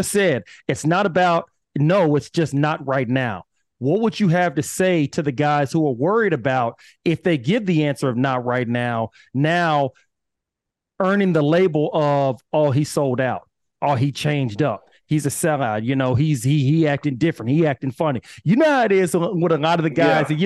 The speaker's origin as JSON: {"language": "English", "town": "Austin", "region": "Texas", "country": "United States", "said": "I'm from Austin, Texas"}